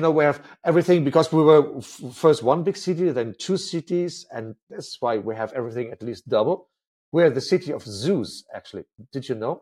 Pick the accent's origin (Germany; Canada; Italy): Germany; Berlin; I grew up in West Berlin. I'm a born West Berliner